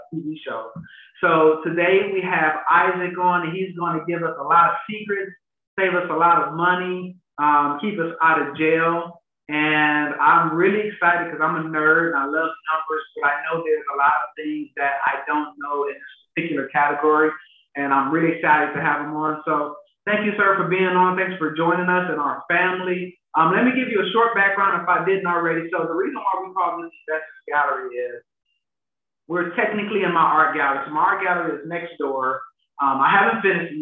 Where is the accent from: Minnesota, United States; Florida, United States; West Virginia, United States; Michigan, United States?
Michigan, United States; Detroit; now in Houston, United States; I'm from Detroit as well